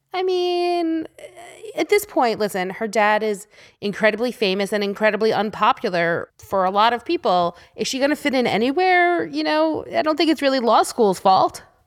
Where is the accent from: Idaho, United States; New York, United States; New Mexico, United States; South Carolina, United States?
New York, United States; I grew up in New York, and school always started after Labor Day.